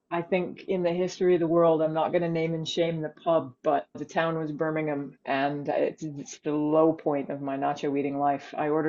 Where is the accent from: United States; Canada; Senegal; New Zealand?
Canada; moved away as an adult; now in Edinburgh, United Kingdom; I'm Canadian. I'm currently living in the UK. I'm based in Edinburgh at the moment.